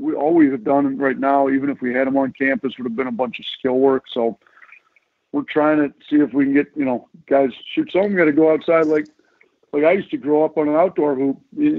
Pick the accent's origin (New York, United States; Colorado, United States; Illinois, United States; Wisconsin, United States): Wisconsin, United States; Milwaukee; Milwaukee. I'm up from Milwaukee, you know, so we got to go back to the home state deal.